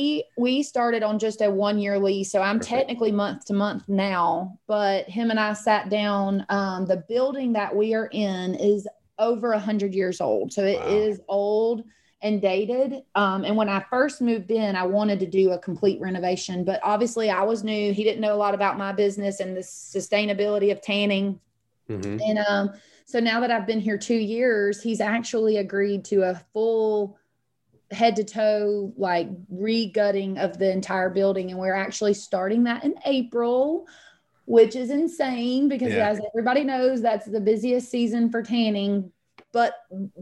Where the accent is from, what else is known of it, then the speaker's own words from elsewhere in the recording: a small town neighbouring Griffin, Georgia, United States; now in Griffin, United States; the neighboring town is really small. It's actually where I grew up